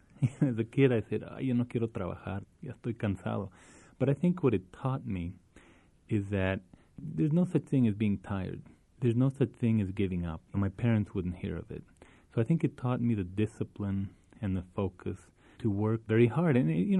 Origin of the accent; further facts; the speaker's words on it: El Paso, Texas, United States; moved away; When I was growing up in Isleta on San Lorenzo Street, which is where they still are and now where I'm staying, every time I come to El Paso, San Lorenzo didn't have any, it wasn't paved.